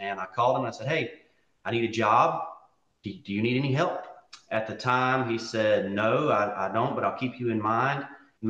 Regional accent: West Monroe, Louisiana, United States; I was born and raised here in West Monroe, where, where John and Becky are at as well. I was homeschooled through my whole life, from pre-K to college

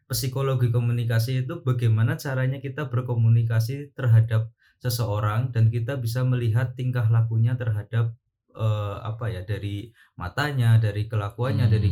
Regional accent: Banyumas, Central Java, Indonesia; also born or lived in Yogyakarta; kampungnya tuh di Jawa Tengah

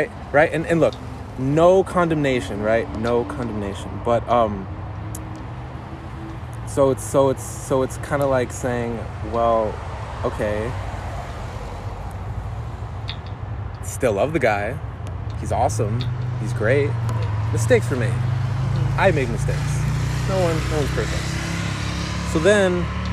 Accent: Pico Rivera, California, United States; born or raised there

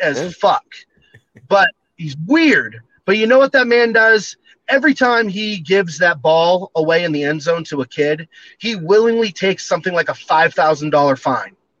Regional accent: Standish, Maine, United States; now in Montana, United States; It's in Standish, Maine. That's my that's my family's apple orchard.

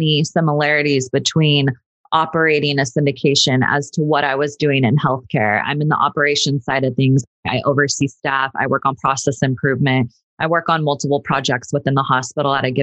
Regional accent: Sacramento, California, United States; moved away as an adult; now in Los Angeles, United States; I grew up in Sacramento, went to Sacramento State

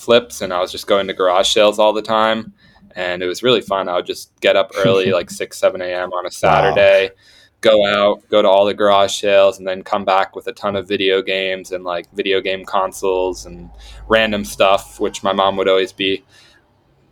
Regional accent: Vermont, United States; which is where I'm from Vermont originally

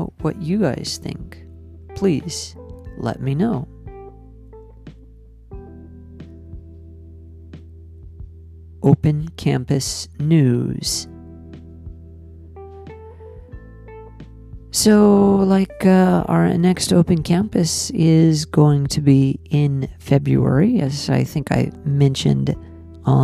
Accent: United States; now in Nagoya, Japan; I'm an American

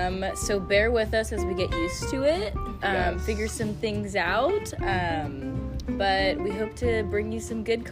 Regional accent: San Jose, California, United States; moved away as an adult; now in Chico, United States; Born and raised in San Jose, and then I moved to Chico just for college. Hopefully, I'm going to move out after these 4 years.

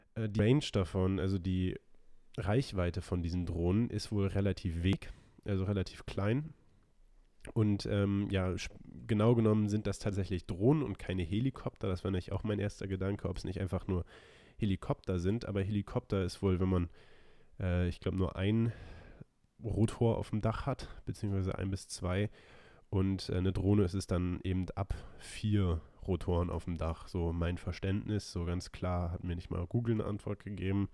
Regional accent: Germany; als Deutsche

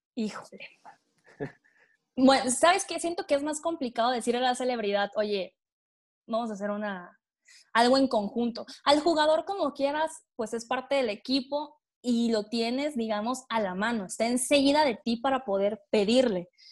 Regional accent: Tabasco, Mexico; moved away as an adult; now in Puebla, Mexico; yo soy de Tabasco, estoy en Puebla, pero soy de Tabasco

